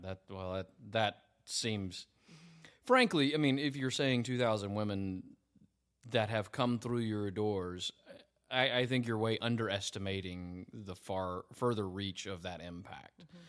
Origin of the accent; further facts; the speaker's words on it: United States; I just remember being an American living over there